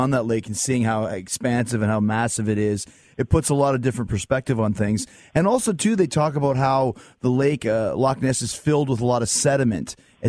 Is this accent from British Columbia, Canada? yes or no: yes; Lake Okanagan, British Columbia, Canada; I grew up in Canada with on Lake Okanagan with the Ogopogo.